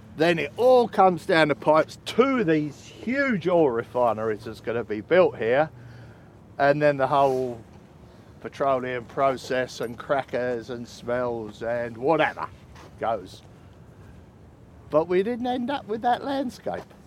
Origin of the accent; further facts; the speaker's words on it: Canvey Island, East of England, United Kingdom; I hail from Canby. I was, I was born here, and if you cut me in half, it says Canby Island all the way through